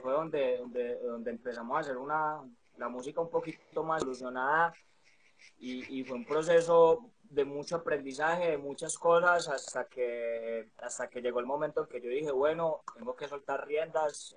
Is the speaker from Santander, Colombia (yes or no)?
no; Medellín, Antioquia, Colombia; artista y productor urbano de Medellín, Colombia